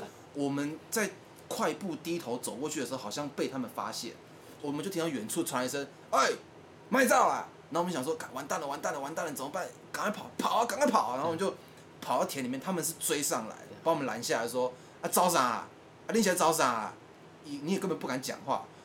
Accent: Taoyuan, Taiwan; 讲了我们的家乡

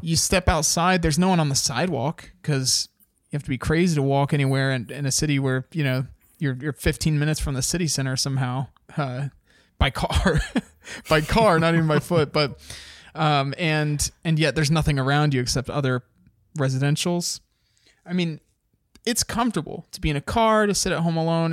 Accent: United States; as an American

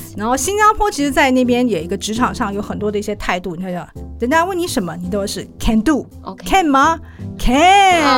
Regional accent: Taiwan; also born or lived in Singapore; 因为我们会讲公台语嘛

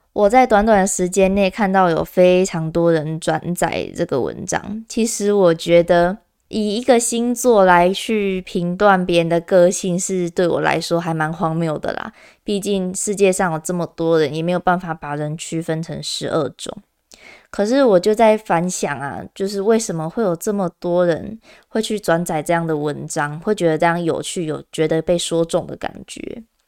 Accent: Kaohsiung, Taiwan; 因为我是高雄人

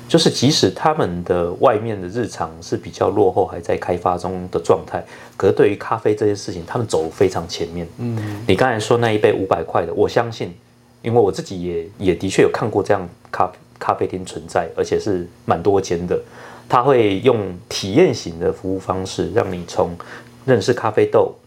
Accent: Tainan, Taiwan; 我是台南人，我住在台南的状况

